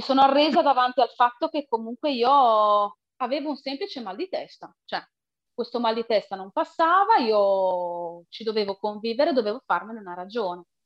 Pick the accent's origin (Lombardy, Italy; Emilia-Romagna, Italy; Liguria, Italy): Emilia-Romagna, Italy; province of Reggio Emilia; vengo dalla provincia di Reggio Emilia, in Emilia-Romagna